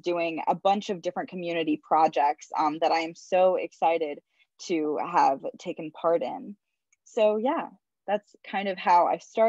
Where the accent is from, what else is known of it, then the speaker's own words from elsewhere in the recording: Madison, Wisconsin, United States; I grew up in Madison, Wisconsin, which is a very activist-centered town.